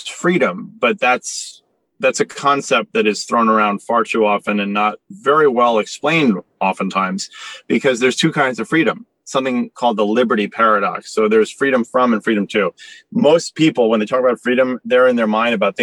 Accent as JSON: {"language": "English", "town": "New York City", "region": "New York", "country": "United States", "tie": "born or raised there", "said": "I grew up in Soho in Manhattan"}